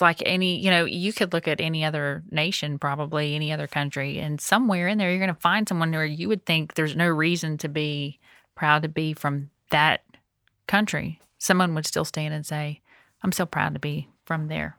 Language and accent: English; United States; I'm thankful the Lord gave me the opportunity to be born here